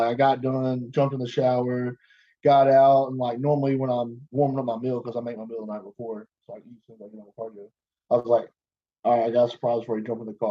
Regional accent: Arkansas, United States; I'm from Arkansas

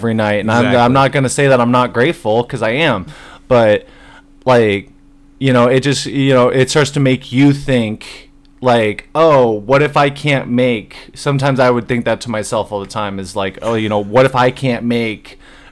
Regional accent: Norwalk, Iowa, United States; also born or lived in Nevada / Ankeny, Iowa; I grew up in Iowa all my life. Short time Nevada.

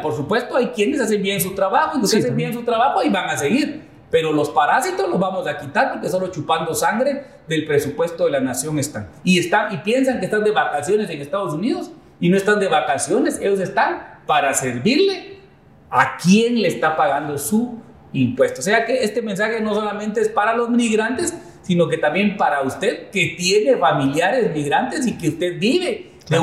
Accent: Escuintla, Guatemala; yo nací en Escuintla.

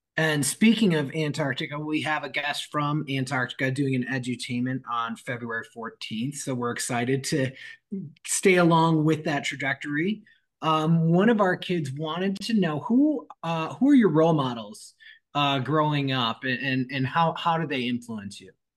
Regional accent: Michigan, United States; I'm from Michigan

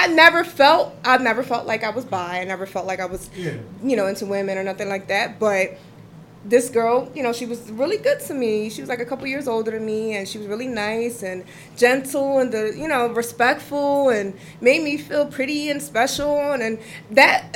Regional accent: Philadelphia, Pennsylvania, United States; I grew up in Uptown

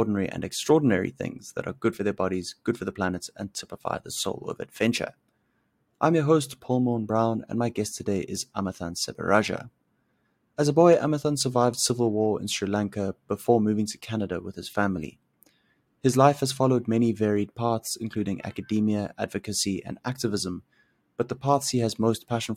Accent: South Africa; I grew up in South Africa

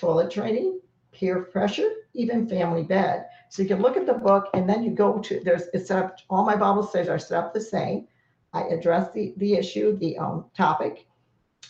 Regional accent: Florida, United States; I was from Florida

